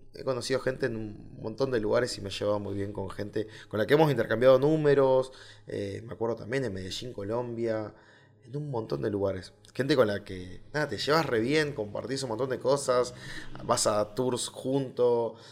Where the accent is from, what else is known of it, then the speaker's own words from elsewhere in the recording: Argentina; Punta Arenas, que es una ciudad que está muy cerca de, mi ciudad natal. O sea, del lado de Chile a 200 kilómetros está 300 kilómetros más o menos está mi ciudad en Argentina